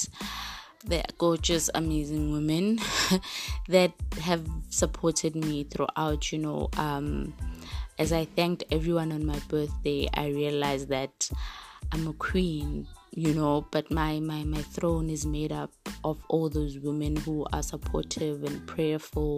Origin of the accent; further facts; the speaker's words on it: Springs, Gauteng, South Africa; I was raised in Springs